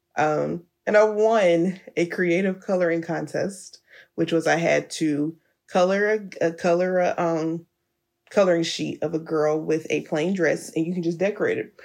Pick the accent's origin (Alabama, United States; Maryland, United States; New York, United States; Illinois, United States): Alabama, United States; Birmingham; moved away; I was back in Alabama in my hometown of Birmingham.